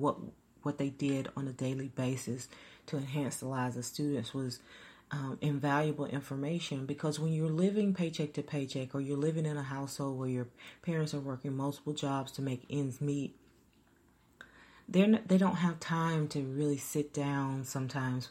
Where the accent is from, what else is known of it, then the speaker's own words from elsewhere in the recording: Troy, Alabama, United States; I'm from the Troy, Alabama area